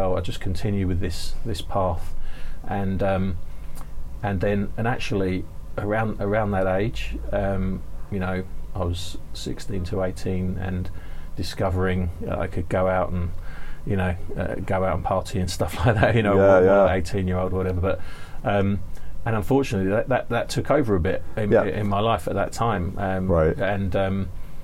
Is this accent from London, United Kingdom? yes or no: yes; London, United Kingdom; moved away as an adult; now in Hong Kong; I grew up in London, and I went to a comprehensive school in London